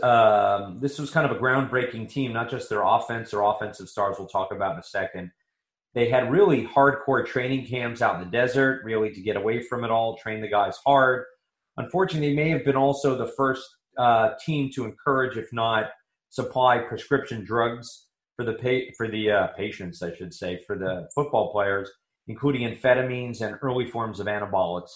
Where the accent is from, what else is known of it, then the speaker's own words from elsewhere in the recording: New York, United States; We grew up in New York.